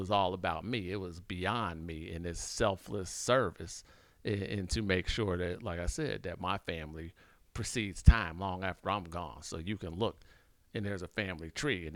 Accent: Washington, District of Columbia, United States; I grew up in Washington, D.C., too.

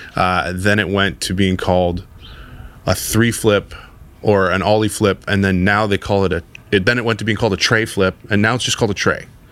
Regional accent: Toronto, Ontario, Canada; skateboarding was a big part of my life growing up in the West End in Toronto

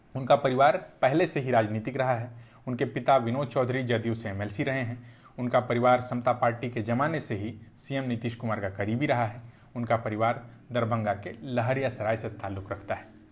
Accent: Bihar, India; एक बिहारी होने के नाते

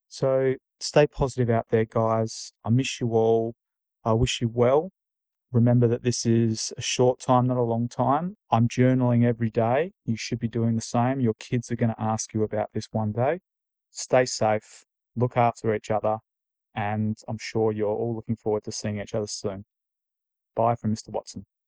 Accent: Australia; moved away; Being Australian

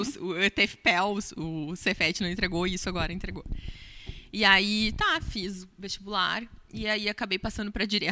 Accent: Pelotas, Rio Grande do Sul, Brazil; eu sou nascida e criada em Pelotas, sou cria daqui

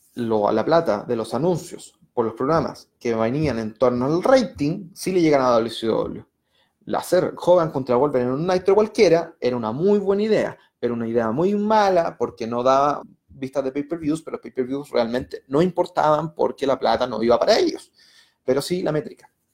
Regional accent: Puente Alto, Santiago Metropolitan Region, Chile; now in Santiago, Chile; vivo en el centro, pero me crié en Puente Alto

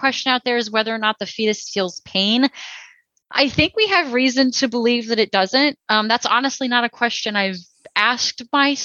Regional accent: Texas, United States; I'm from Texas

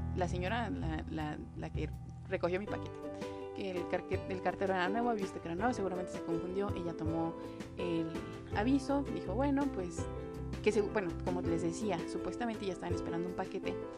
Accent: Mexico City, Mexico; soy de Ciudad de México

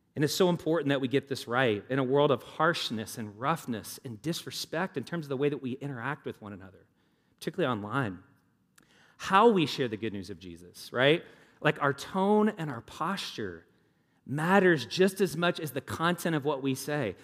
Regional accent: the South, United States; now in Indianapolis, United States; I grew up in the South.

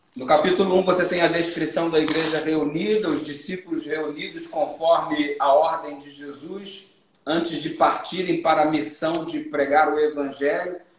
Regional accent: Rio de Janeiro, Brazil; moved away as an adult; also born or lived in Minas Gerais / Pará; A gente começou lá no Rio de Janeiro, eu sou carioca

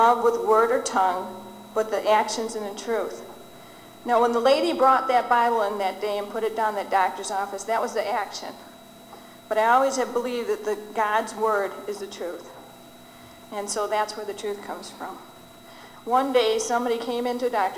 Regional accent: Detroit, Michigan, United States; also born or lived in Southfield, Michigan; Lived in a small community within Detroit, Michigan, and I lived among all Jewish people

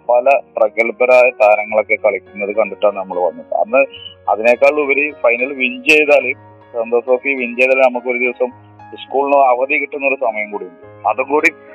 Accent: Mampad, Kerala, India; ഞാൻ മലപ്പുറം ഡിസ്ട്രിക്റ്റിൽ മമ്പാട് എന്നൊരു കൊച്ചു ഗ്രാമത്തിലാണ്

